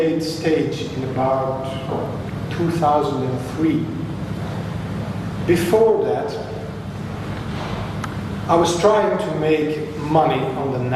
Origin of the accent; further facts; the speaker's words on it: Belgium; I am from Belgium